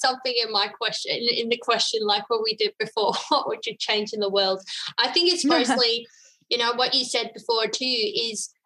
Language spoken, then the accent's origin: English; Netherlands; now in Australia; I'm from the Netherlands originally